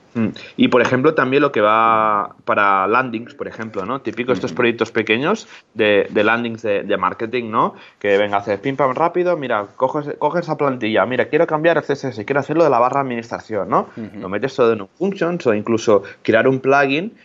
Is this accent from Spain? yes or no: yes; Molins de Rei, Catalonia, Spain; yo soy de Molins de Rey, que es un pueblo que está muy cerquita de Barcelona